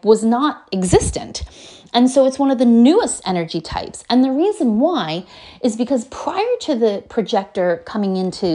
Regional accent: United States; I'm from America

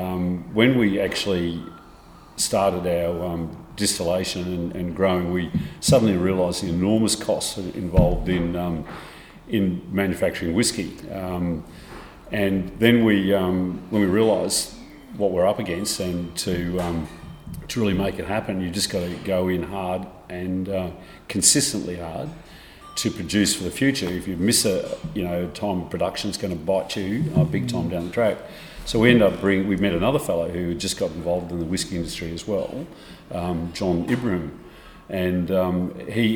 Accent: Queensland, Australia; moved away as an adult; now in Tasmania, Australia; Born and bred in Queensland

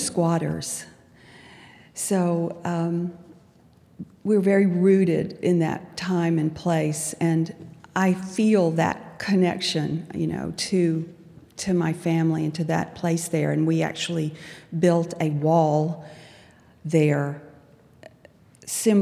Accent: Albany, Georgia, United States; I grew up in pre-civil rights South as a child

